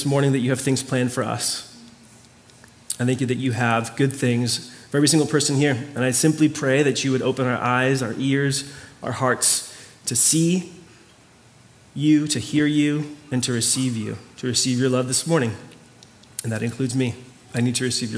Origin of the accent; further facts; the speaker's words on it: Mayagüez, Puerto Rico; moved away; My hometown is called Mayagüez